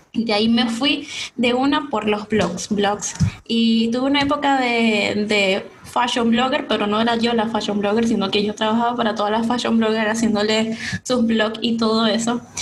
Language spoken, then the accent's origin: Spanish; San Francisco, Zulia, Venezuela; moved away as an adult; now in Santiago, Chile; soy venezolana, todos creen que soy chilena, muchos me han dicho, hey, eres chilena, yo no, no soy chilena, soy venezolana, soy de Maracaibo, específicamente de San Francisco en Zulia.